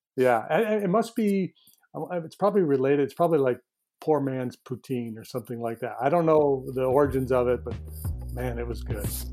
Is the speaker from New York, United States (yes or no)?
yes; northern New York, United States; moved away; this little town that I'm from in northern New York